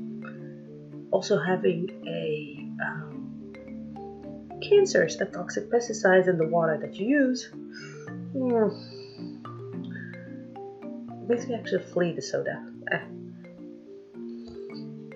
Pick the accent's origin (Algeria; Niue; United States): Algeria; English is a second language; I'm not an American. For those of you who say that, I'm not. I'm fluffy Algerian